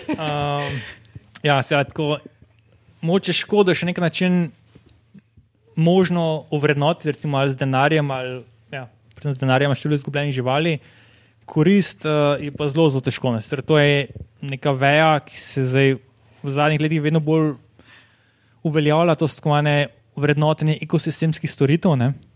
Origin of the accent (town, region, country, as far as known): Slovenia